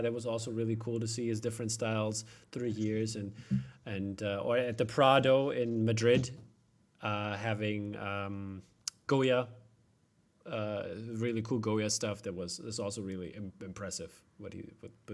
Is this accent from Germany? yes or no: yes; East Germany, Germany; I grew up in East Germany